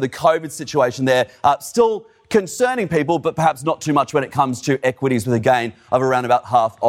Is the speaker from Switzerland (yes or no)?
no; Australia; because I'm Australian